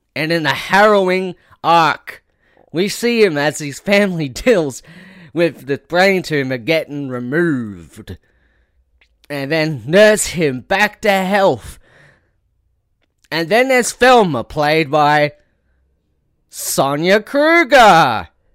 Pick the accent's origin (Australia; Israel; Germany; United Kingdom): Australia; as an Australian